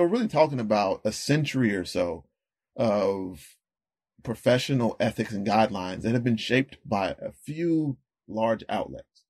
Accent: Rocky Mount, North Carolina, United States; I was born and raised in North Carolina

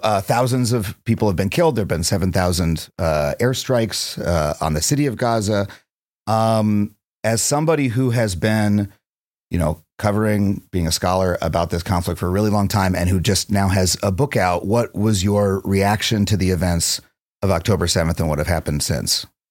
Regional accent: United States; I think of myself as an American

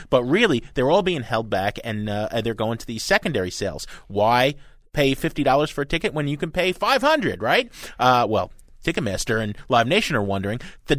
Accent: Jersey City, New Jersey, United States; I'm a Jersey boy, okay? I grew up in Jersey City, New Jersey, which is really the armpit of the universe.

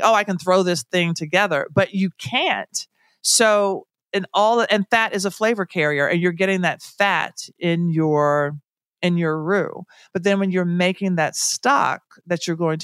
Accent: Tennessee, United States; I'm from Tennessee. So I'm not from gumbo country

